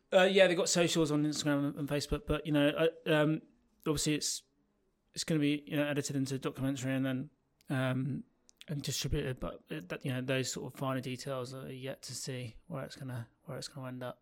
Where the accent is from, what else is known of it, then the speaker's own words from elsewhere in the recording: North Devon, South West England, United Kingdom; growing up in North Devon